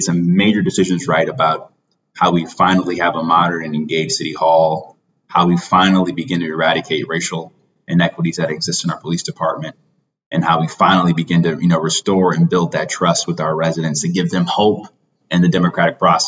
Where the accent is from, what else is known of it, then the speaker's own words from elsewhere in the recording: Cleveland, Ohio, United States; growing up on Mount Pleasant, on 121st and Dove